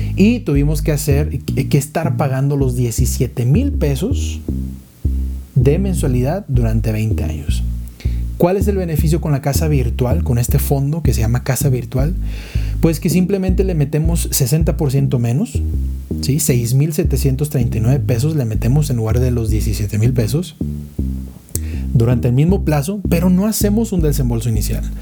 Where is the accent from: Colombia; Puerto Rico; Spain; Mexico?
Mexico; Monterrey, Nuevo León; moved away as an adult; now in Mexico City, Mexico; yo soy de Monterrey, me viene para, para Ciudad de México